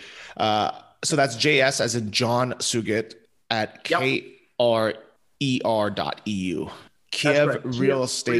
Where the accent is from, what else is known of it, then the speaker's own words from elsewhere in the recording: United States; I'm asking as an American